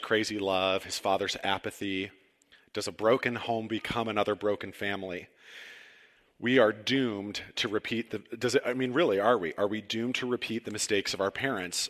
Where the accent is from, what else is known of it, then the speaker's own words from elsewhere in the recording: Cortland, Ohio, United States; moved away as an adult; also born or lived in Chicago; This May marks 5 years since we moved back to Ohio. Now, I'm from Cortland, went to Chicago, and never, ever thought I would come back here ever.